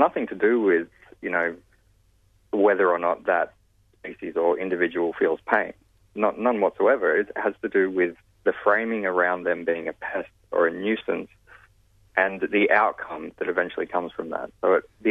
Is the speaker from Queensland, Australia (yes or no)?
no; New South Wales, Australia; my home state, in New South Wales